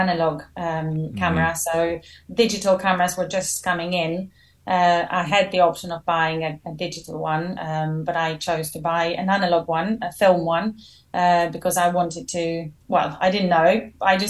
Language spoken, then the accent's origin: English; Albania; moved away as an adult; also born or lived in Clermont-Ferrand, France / Paris, France; now in London, United Kingdom; I am from Albania originally, and I went to study in France, in Paris, when I was 18.